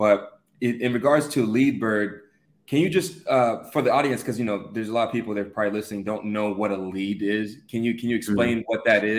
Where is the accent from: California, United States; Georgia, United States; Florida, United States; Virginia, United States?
Georgia, United States; Atlanta; moved away as an adult; I'm from Atlanta.